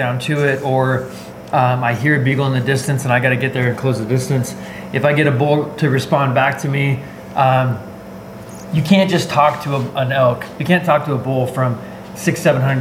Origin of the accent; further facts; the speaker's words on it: Boise, Idaho, United States; also born or lived in California; born and raised in Boise, Idaho area. I lived in California for a few years, just going to chiropractic school